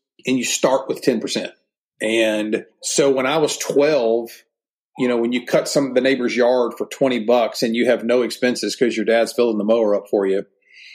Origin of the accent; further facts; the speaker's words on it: Memphis, Tennessee, United States; moved away as an adult; now in Birmingham, United States; born and raised in Memphis